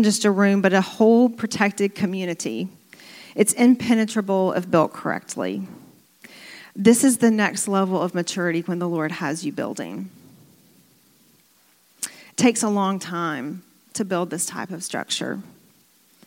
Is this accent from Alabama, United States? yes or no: yes; Birmingham, Alabama, United States; growing up in Birmingham, Alabama, we had a lot of tornadoes come through the area